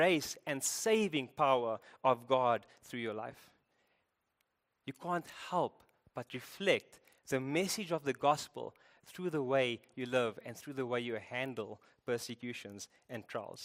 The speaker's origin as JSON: {"language": "English", "town": "Cape Town", "region": "Western Cape", "country": "South Africa", "said": "I'm from Cape Town. You can hear"}